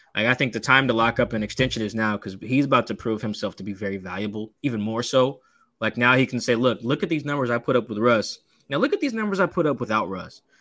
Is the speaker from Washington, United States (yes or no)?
yes; Seattle, Washington, United States; I grew up in Seattle. I'm from here